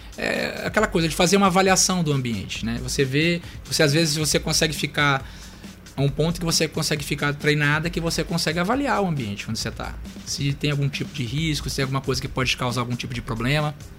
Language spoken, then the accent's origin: Portuguese; Maranhão, Brazil; also born or lived in Curitiba, Paraná; sou natural de Curitiba, Paraná, mas eu sou maranhense, porque eu vim para cá bem pequenininho, né? Vim pra cá com 3 anos de idade